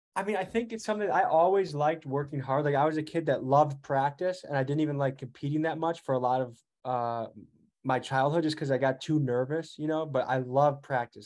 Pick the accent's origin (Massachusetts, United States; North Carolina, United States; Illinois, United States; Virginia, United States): Illinois, United States; Crystal Lake; moved away as an adult; now in Milwaukee, United States; I'm from Crystal Lake, Illinois